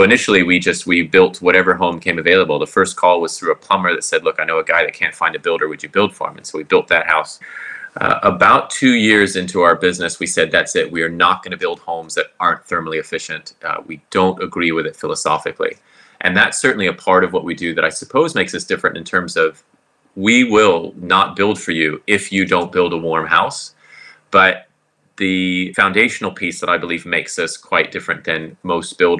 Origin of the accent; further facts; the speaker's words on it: Florida, United States; also born or lived in Southern California / Auckland; now in Queenstown, New Zealand; I grew up in Florida, went to Southern California